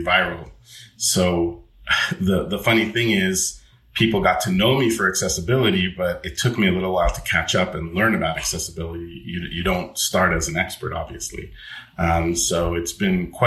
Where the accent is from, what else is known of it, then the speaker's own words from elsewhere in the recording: Montreal, Quebec, Canada; So I'm Canadian. I was born in Montreal